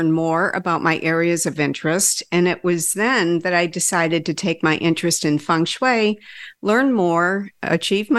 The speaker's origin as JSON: {"language": "English", "town": "Rochester", "region": "New York", "country": "United States", "tie": "born or raised there", "said": "I was born and raised right here in Rochester, a city built on Lake Ontario in the Genesee River"}